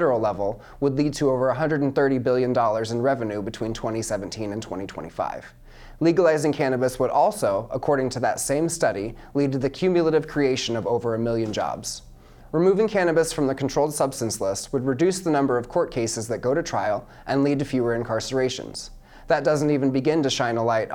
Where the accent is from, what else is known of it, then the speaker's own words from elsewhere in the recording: Mount Pleasant, Iowa, United States; I'm from Mount Pleasant, Iowa